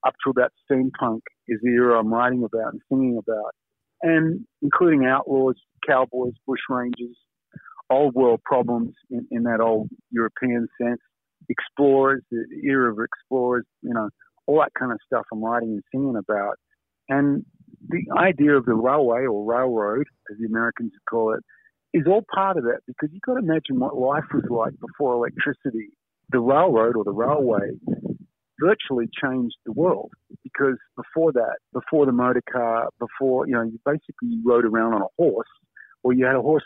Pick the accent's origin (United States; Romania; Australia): Australia; as an Australian